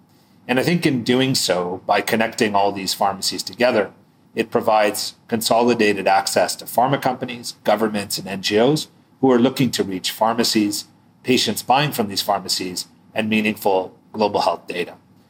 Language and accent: English; Canada; moved away as an adult; also born or lived in New York / Boston / San Francisco; So I'm actually from Canada. I went to school in the US.